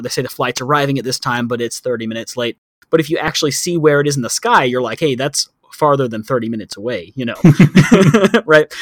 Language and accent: English; Texas, United States; moved away as an adult; now in Thailand; growing up in Texas